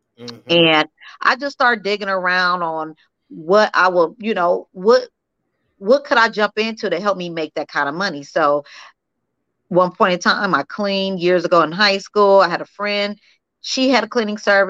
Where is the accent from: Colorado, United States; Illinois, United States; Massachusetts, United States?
Illinois, United States; Peoria; moved away as an adult; now in Las Vegas, United States; Peoria, Illinois, my hometown